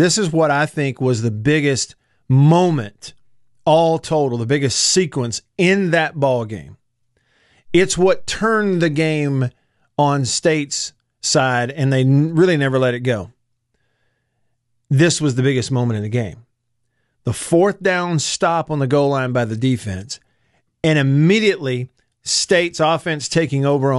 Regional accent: Tupelo, Mississippi, United States; my hometown of Tupelo.

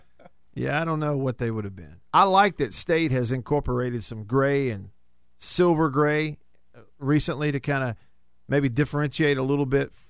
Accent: Alabama, United States; as a kid growing up in Alabama

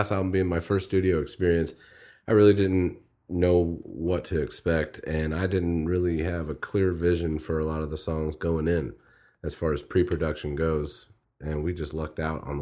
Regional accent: Midwest, United States; I'm from the Midwest

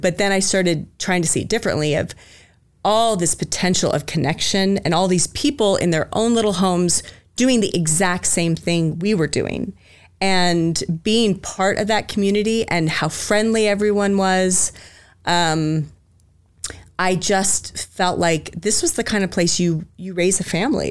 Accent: Spokane, Washington, United States; also born or lived in Chattanooga, Tennessee; now in Boise, United States; so I'm originally from Spokane, Washington, the Greenocker, Washington, actually. It's right on the border of Idaho and Washington.

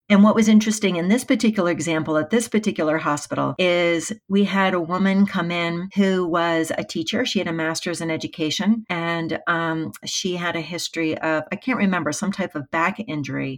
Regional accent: United States; I am from the United States

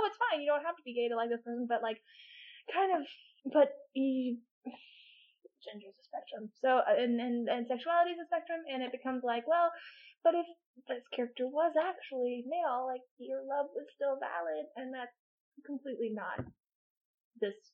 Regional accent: United States; as an American

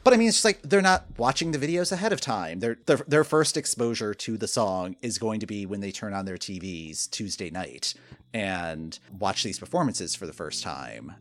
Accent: Michigan, United States; moved away; also born or lived in Ohio; I grew up in Michigan

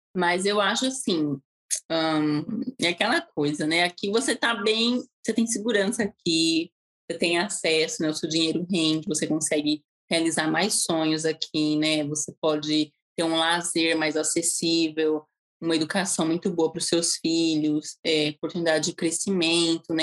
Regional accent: Santo André, São Paulo, Brazil; moved away as an adult; also born or lived in Utah, United States / Florianópolis, Brazil / Nicaragua; now in Melbourne, United States; fui em Santo André mesmo, onde eu fui criada

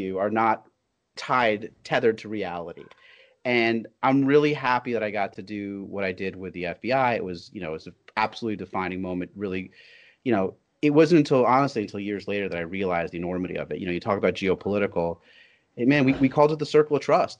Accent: New York, United States; I'm very much a as you said a child of immigrants, but I'm also a New Yorker

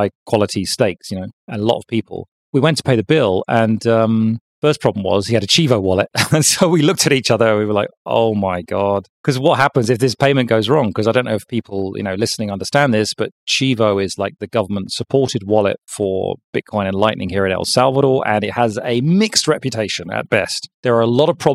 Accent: London, United Kingdom; my hometown of London

